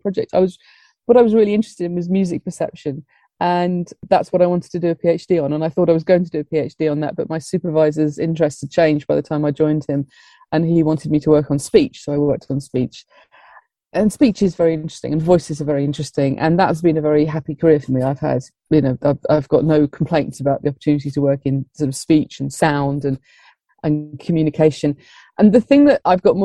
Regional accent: Blackburn, North West England, United Kingdom; moved away as an adult; now in London, United Kingdom; I'm from Blackburn

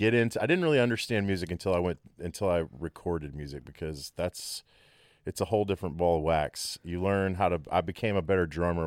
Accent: Abilene, Texas, United States; now in Dallas, United States; I grew up in Abilene, Texas. My dad was a huge … fan and liked classic rock.

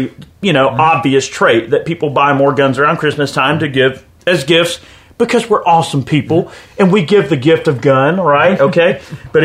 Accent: United States; proud to be an American

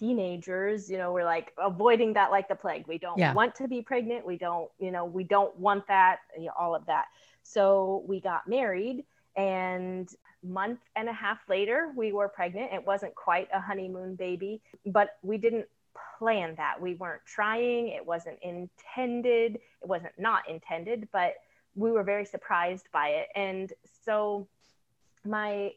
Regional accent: Indiana, United States; I hail from the Midwest, Indiana. I'm halfway between Chicago and Indianapolis

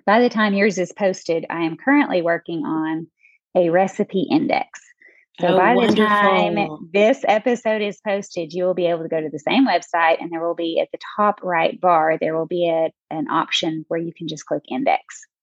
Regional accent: Texarkana, Arkansas, United States; also born or lived in Texas; I'm from Texarkana, which is a border city for Texas and Arkansas.

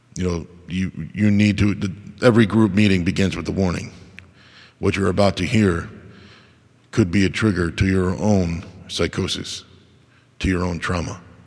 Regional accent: United States; I was born in America

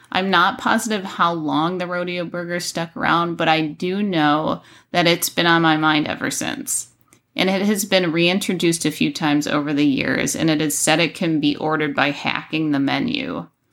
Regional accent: Buffalo, New York, United States; I grew up in Buffalo, New York, and so our winters were absolutely frigid

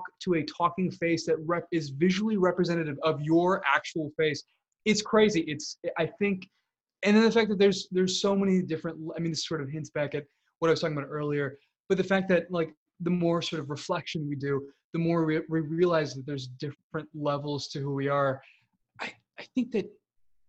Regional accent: Illinois, United States; I grew up in Illinois. That's where I grew up

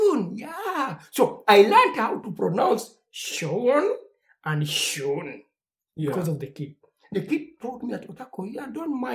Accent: Uganda; English is a second language; moved away as an adult; now in Germany; I come from Uganda. I know we speak English, but we learn English

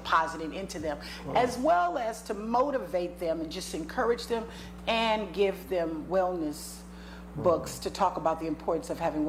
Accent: Compton, California, United States; I'm originally from Compton, California, United States. All right. Born and raised. Yes, as they call it, the hood.

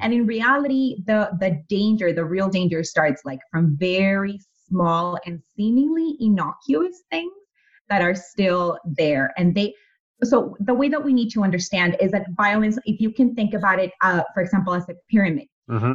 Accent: Mexico; moved away; having been born and raised in Mexico, growing up there

